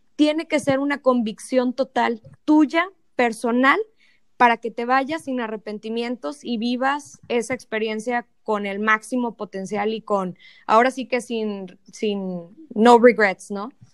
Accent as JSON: {"language": "Spanish", "town": "Monterrey", "region": "Nuevo León", "country": "Mexico", "said": "soy de Monterrey, mi familia es de Monterrey."}